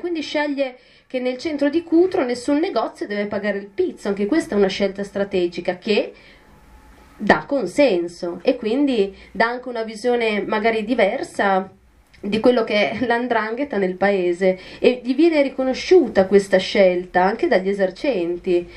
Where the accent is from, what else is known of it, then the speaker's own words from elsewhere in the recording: province of Mantua, Lombardy, Italy; io vengo da un comune della provincia di Mantova